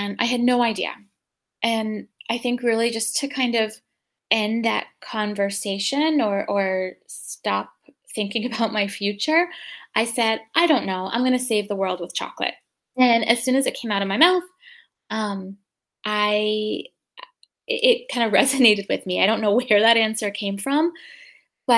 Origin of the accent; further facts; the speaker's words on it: Rhode Island, United States; I grew up in Rhode Island